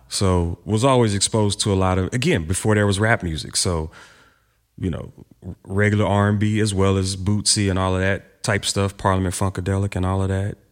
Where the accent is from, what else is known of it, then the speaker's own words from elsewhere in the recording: Houston, Texas, United States; Growing up in Houston